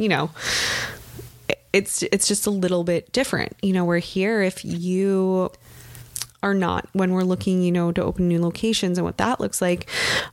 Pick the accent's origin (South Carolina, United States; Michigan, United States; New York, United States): Michigan, United States; 40 minutes outside of Detroit; I grew up in Michigan. I grew up like 40 minutes outside of Detroit